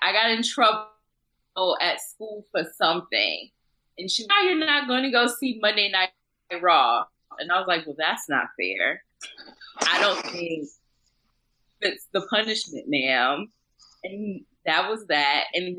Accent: Buffalo, New York, United States; I grew up in Buffalo, New York, a.k.a. the armpit of America.

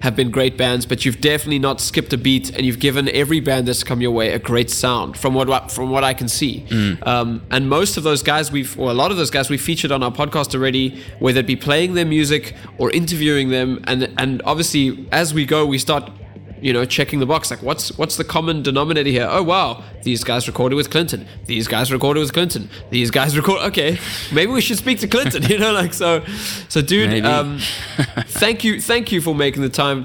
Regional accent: South Africa; we're just South African

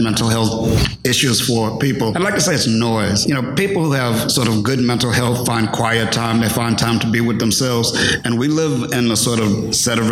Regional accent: Virginia, United States; moved away; I'm a Virginian originally.

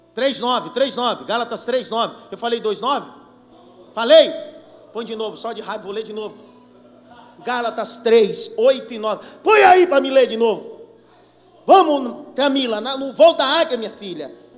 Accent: Pernambuco, Brazil; sou pernambucano da gema

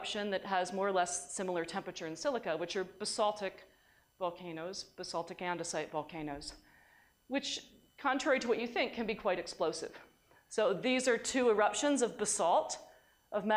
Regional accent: New York, United States; in New York we call this seltzer

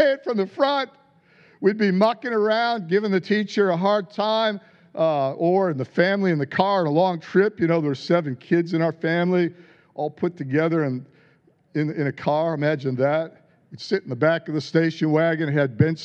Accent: United States; I grew up in America. You could probably tell by my lack of a royal accent

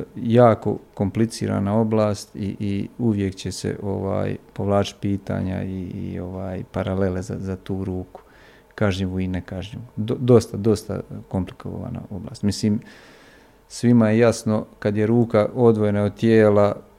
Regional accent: Bosnia & Herzegovina; ja sam došao iz BiH sa ovih naših terena.

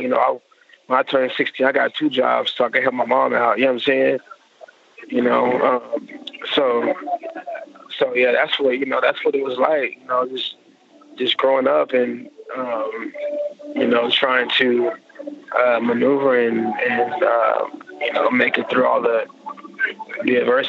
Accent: Oklahoma City, Oklahoma, United States; But, I moved around a lot. I went to 9 of the Oklahoma City public schools.

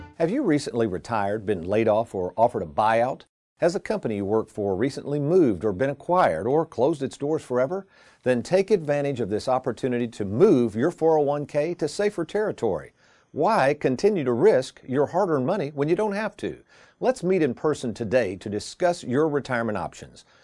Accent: Lexington, Kentucky, United States; where I grew up in Lexington

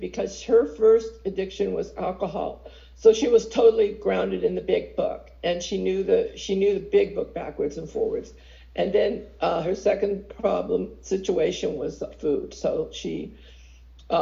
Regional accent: San Francisco, California, United States; also born or lived in Pacifica; I was born and raised in San Francisco

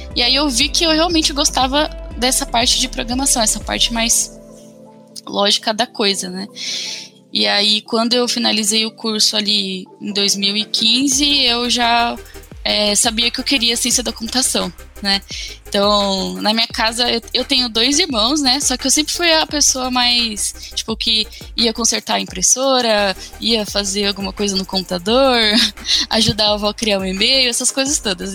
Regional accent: São Paulo, Brazil; eu sou é, de São Paulo, capital

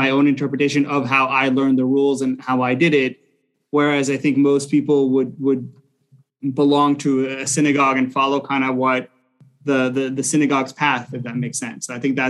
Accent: Israel; now in Boca Raton, United States; So I grew up in Israel, culturally Jewish.

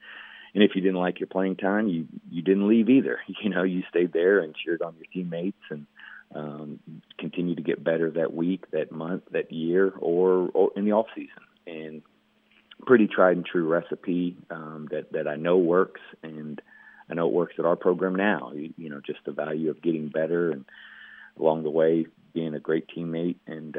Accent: Louisville, Kentucky, United States; moved away as an adult; now in Indiana, United States; I'm not from Kentucky, I'm from Louisville.

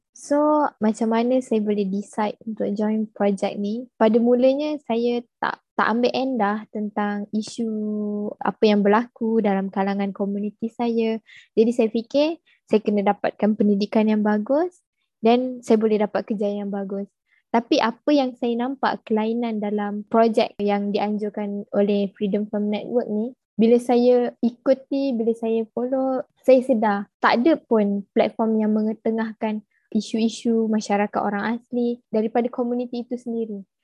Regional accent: Kuala Rompin, Pahang, Malaysia; saya merupakan orang asli suku kaum Jakun yang berasal dari Kuala Rompin, Pahang.

